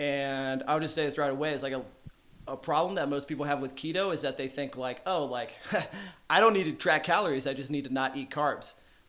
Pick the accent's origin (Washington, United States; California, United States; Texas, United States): Texas, United States; Arlington; Arlington, Texas.